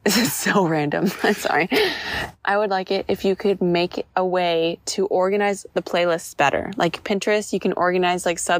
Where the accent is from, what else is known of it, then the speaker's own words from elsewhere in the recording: Washington, United States; But do you notice that we have an accent? I've always wondered. Like, because we're from Washington. Yeah. Like, do we have an accent?